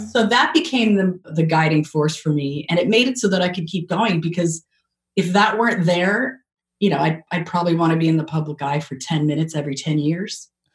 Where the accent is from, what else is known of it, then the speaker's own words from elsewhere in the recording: Canada; now in United States; I'm so Canadian. So when moving to America